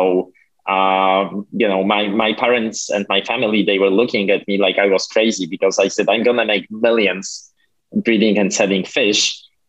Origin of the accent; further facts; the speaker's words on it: Poland; now in United States; Well, that was a strange time because back then Poland was still a communist country.